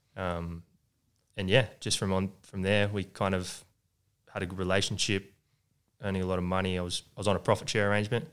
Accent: Sydney, New South Wales, Australia; born and bred in the Shire

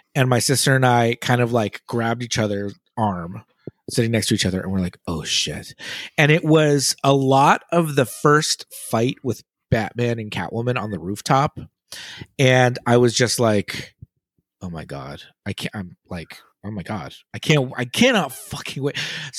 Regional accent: Los Angeles, California, United States; yeah, Los Angeles

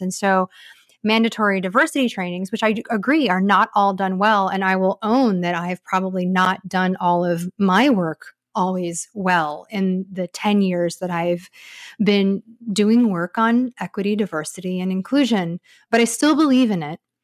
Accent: United States; I'm Asian American

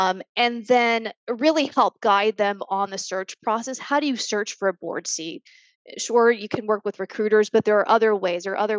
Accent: Tampa, Florida, United States; moved away as an adult; also born or lived in Boston / New York; I was born and raised in Tampa

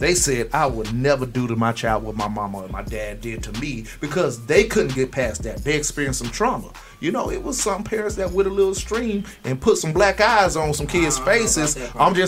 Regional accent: Florida, United States; I'm from Florida

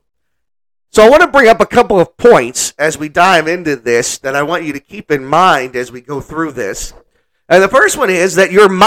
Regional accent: New Orleans, Louisiana, United States; now in Kilgore, United States; I'm from New Orleans

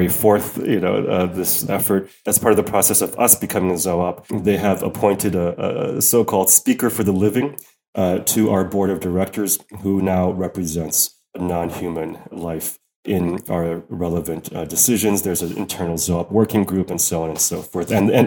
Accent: United States; now in Netherlands; as an American

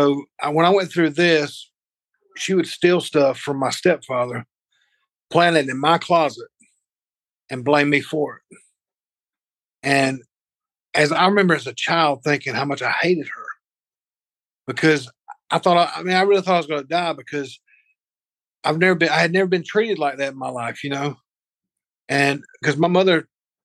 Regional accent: Spartanburg, South Carolina, United States; born or raised there; also born or lived in Greenville, South Carolina

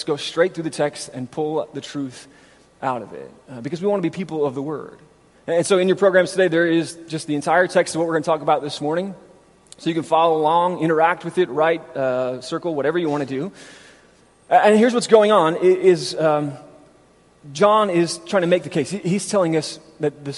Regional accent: near Grand Rapids, Michigan, United States; in Grand Rapids near my hometown

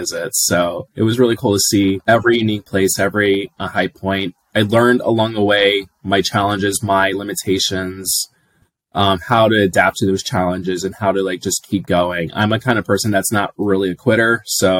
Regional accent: just outside Atlanta, Georgia, United States; moved away as an adult; also born or lived in Houston, Texas; I grew up here in Georgia, just outside Atlanta

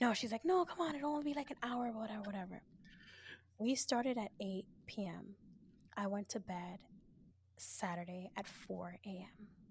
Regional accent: New York City, New York, United States; born and raised in the Bronx

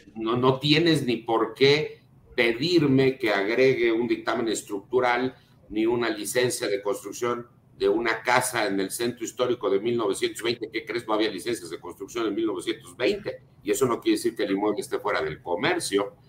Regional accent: Mexico City, Mexico; soy de la Ciudad de México

